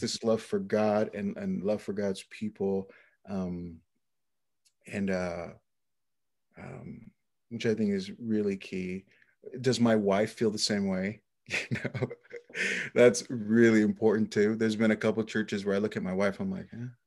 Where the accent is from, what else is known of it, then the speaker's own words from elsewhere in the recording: Lower Valley Yakima, Washington, United States; also born or lived in Naples, Florida; the Lower Valley Yakima, where I was raised with the rest of my siblings.